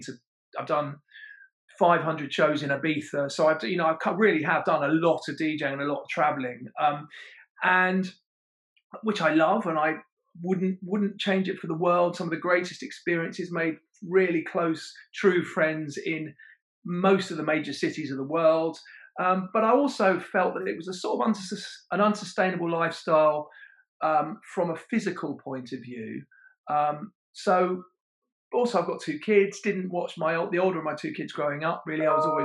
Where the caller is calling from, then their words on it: London, United Kingdom; London, the capital city of the United Kingdom.